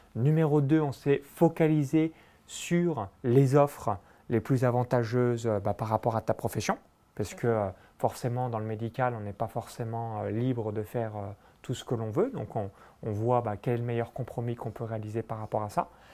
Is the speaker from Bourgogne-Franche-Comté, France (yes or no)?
yes; Saône-et-Loire, Bourgogne-Franche-Comté, France; moved away; J'ai grandi euh, dans un petit village de moins de 100 habitants à 20 km de Chalon-sur-Saône